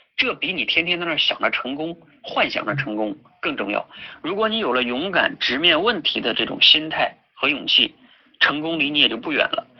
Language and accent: Chinese; Jilin, China; 我自己呢就是出生在东北吉林，然后呢大学学的是石油工程，毕业之后呢在油田工作了半年